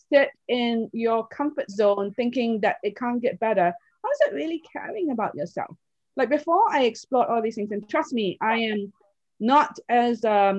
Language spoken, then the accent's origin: English; Oxford, South East England, United Kingdom; I was raised in Oxford, England. I had no one around me from any different culture rather than pure English people.